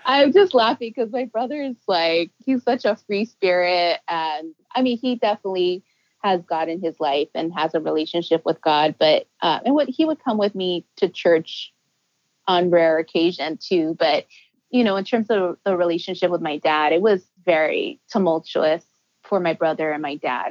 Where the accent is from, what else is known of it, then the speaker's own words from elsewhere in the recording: Los Angeles, California, United States; also born or lived in San Francisco; I was born in San Francisco, but I do consider myself a native Angelino because my parents were there for just a year.